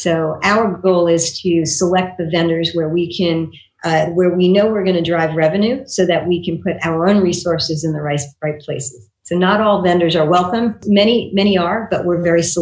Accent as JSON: {"language": "English", "town": "Long Beach", "region": "New York", "country": "United States", "tie": "born or raised there", "also_born_or_lived": "Pennsylvania / Taiwan", "moved": "as an adult", "lives_now": "California, United States", "said": "I grew up in New York"}